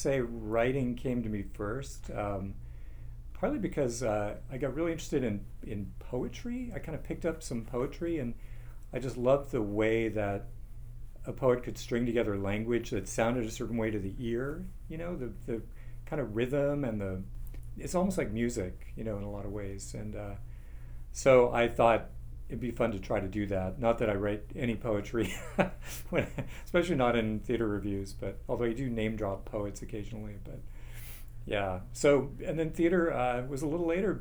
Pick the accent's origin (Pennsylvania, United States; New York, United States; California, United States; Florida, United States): California, United States; San Diego; I grew up in San Diego